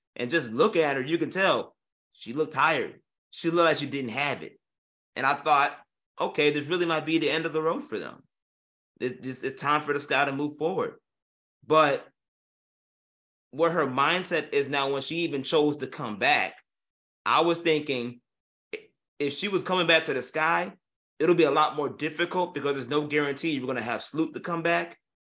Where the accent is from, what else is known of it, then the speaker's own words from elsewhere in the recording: Illinois, United States; Even though I may not be from Chicago, I'm from the West suburbs. Chicago's still home.